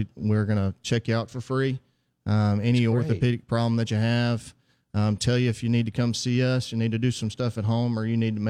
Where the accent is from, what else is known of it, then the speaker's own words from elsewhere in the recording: Heidelberg, Mississippi, United States; also born or lived in Jackson, Mississippi; I'm from Heidelberg, Mississippi, originally.